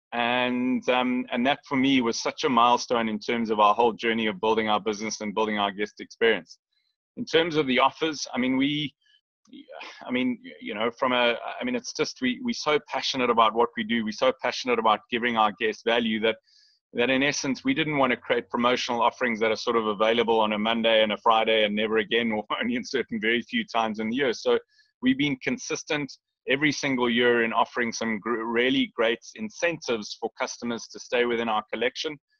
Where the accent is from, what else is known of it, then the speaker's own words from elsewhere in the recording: Lion Sands, Kruger National Park area, Mpumalanga, South Africa; we we grew up on the Lion Sands property